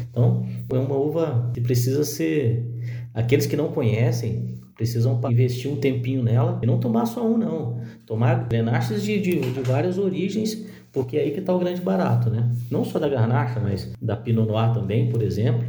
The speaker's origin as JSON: {"language": "Portuguese", "region": "Minas Gerais", "country": "Brazil", "said": "eu, como mineiro que sou"}